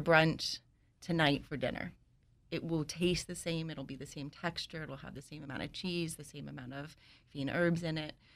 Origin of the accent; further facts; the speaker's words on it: New York City, New York, United States; moved away; I'm from New York. I grew up in Washington Heights